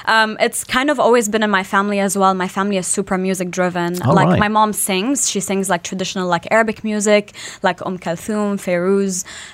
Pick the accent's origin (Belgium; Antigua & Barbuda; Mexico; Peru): Belgium; Brussels, Brussels-Capital Region; also born or lived in Iraq; now in Dubai, United Arab Emirates; I'm a singer originally from Iraq, born and raised in Belgium in Brussels.